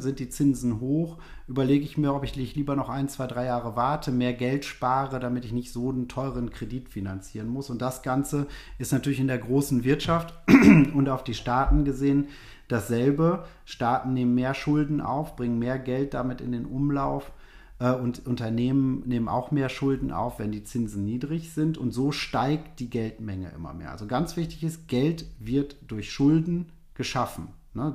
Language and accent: German; Germany; bei uns in Deutschland